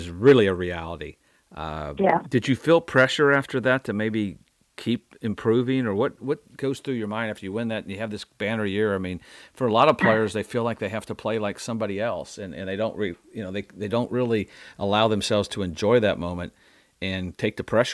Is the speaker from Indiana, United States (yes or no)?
yes; Indiana, United States; back in my home state in Indiana